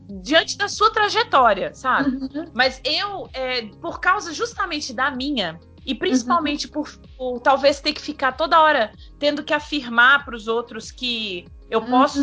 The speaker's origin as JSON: {"language": "Portuguese", "town": "Blumenau", "region": "Santa Catarina", "country": "Brazil", "tie": "born or raised there", "moved": "as an adult", "said": "Eu sou de Santa Catarina."}